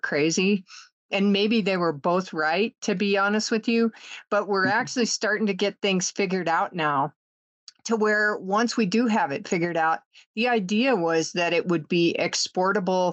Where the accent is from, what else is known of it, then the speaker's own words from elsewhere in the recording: the West, United States; I'm from the West